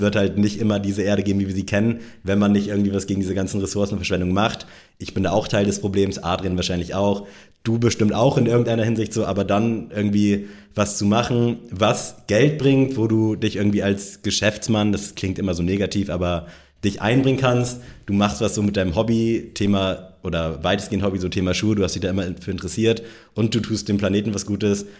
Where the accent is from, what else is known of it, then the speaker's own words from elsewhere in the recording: Northern Germany, Germany; moved away; im hohen Norden, in meiner Heimat